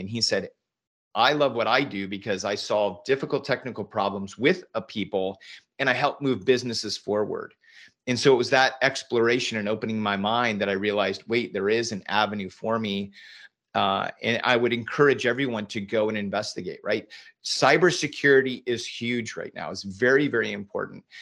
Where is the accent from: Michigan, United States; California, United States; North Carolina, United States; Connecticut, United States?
California, United States; Northern; moved away as an adult; also born or lived in Silicon Valley; now in Austin, United States; I grew up in Northern California